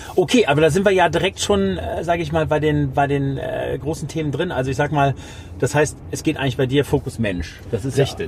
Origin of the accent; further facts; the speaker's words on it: Düren, North Rhine-Westphalia, Germany; ich bin ja in Düren geboren worden